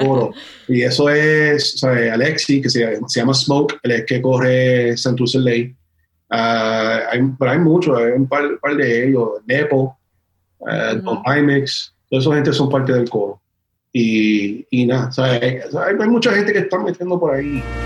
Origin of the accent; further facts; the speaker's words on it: Miami, Florida, United States; also born or lived in Puerto Rico / San Juan, Puerto Rico; now in North Carolina, United States; yo soy puertorriqueño que me crece mucho en, Miami